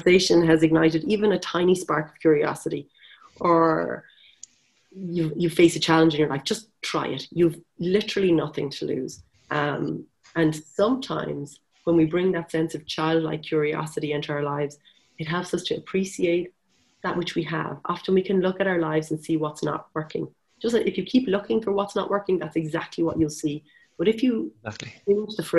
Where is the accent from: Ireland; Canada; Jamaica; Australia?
Ireland; Wexford, Leinster; now in Galway, Ireland; I'm from Wexford, the sunny southeast